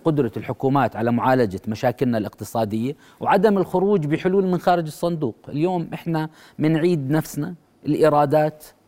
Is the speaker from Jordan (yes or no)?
yes; Jordan; احنا اليوم كاردنيين